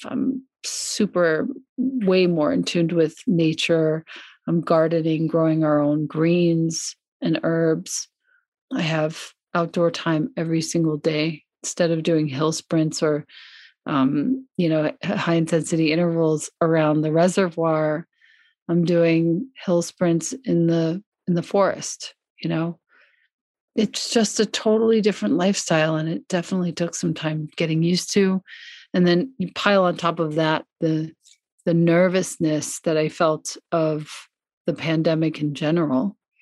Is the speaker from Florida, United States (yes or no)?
no; Long Island, New York, United States; born or raised there; moved away as an adult; also born or lived in Ithaca, New York / Italy